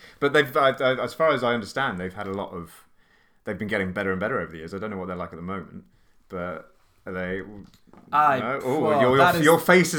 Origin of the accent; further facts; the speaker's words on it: Hereford, West Midlands, United Kingdom; I'm from Hereford.